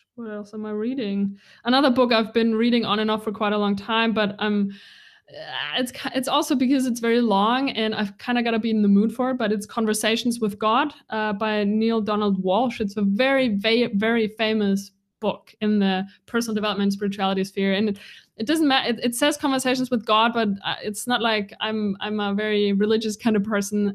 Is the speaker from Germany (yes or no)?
yes; Bavaria, Germany; moved away; also born or lived in Bali; This is where I was born, in this little tiny town in Bavaria. It's about an hour north of Munich.